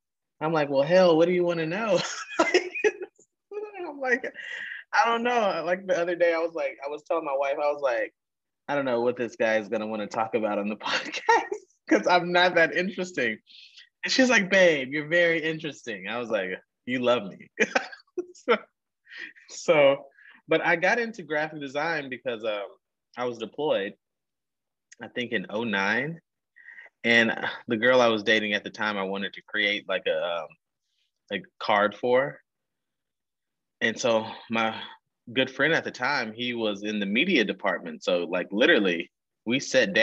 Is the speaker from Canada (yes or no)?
no; Texas, United States; I'm originally from Texas. Traveled a little bit. Ended up back in Texas. I love it here